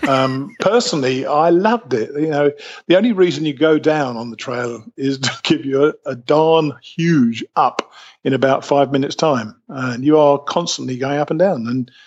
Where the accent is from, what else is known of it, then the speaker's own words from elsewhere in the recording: United Kingdom; accent: British; moved away as an adult; now in Alabama, United States; I came out to the U.S. in 2005.